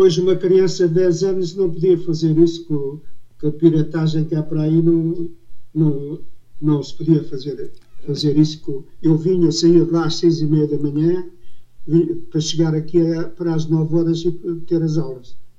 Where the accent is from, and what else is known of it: Portugal; born or raised there